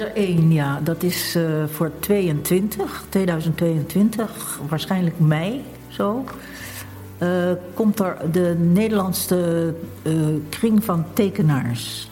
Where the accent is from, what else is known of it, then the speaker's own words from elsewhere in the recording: Rotterdam, South Holland, Netherlands; ik ben geboren in Rotterdam.